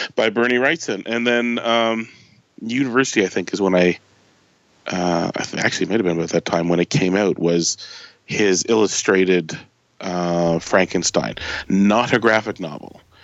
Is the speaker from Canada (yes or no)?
yes; Canada; I'm a Canadian